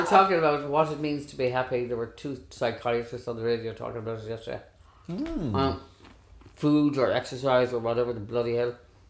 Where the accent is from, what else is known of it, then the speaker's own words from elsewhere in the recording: Galway, Connacht, Ireland; also born or lived in Wicklow; I'm from Galway, everybody knows that.